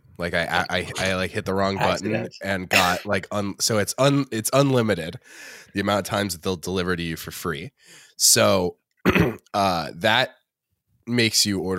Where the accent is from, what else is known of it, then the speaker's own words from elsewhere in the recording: Los Angeles, California, United States; It's so funny to me that growing up in Los Angeles, you can't become a 6-year-old without like seeing like improv everywhere sketches happening in front of you.